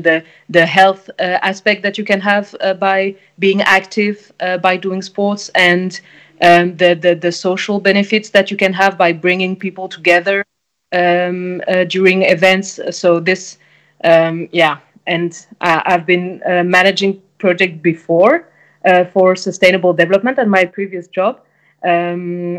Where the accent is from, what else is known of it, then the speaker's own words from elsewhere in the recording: France; English is a second language; moved away as an adult; also born or lived in Quebec / Germany / Belgium; now in Copenhagen, Denmark; I come originally from France